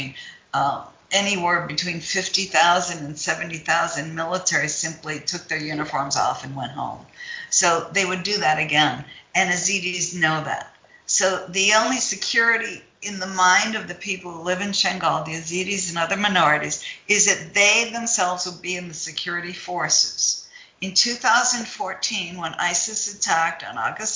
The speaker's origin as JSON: {"language": "English", "region": "Ohio", "country": "United States", "tie": "born or raised there", "said": "I grew up in Ohio."}